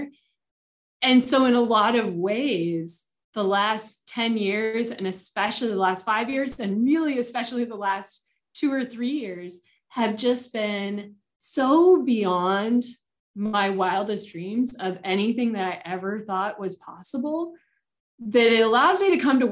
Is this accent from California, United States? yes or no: yes; Southern California, United States; I grew up in Southern California